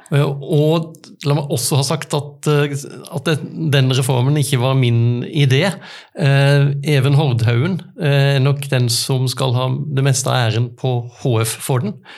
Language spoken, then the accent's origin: Norwegian; Arendal, Agder, Norway; hjemme i Arendal